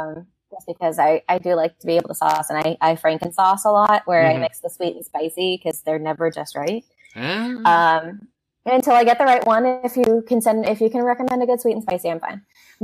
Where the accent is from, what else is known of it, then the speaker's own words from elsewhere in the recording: the South, United States; I am from the South.